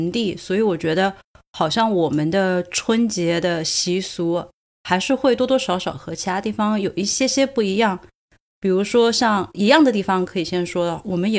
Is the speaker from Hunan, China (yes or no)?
no; Sichuan, China; now in Dublin, Ireland; 我们四川人